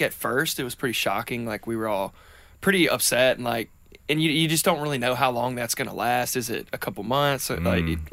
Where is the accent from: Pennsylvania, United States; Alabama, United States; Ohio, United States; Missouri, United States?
Alabama, United States; Tuscaloosa; grew up in Tuscaloosa, Alabama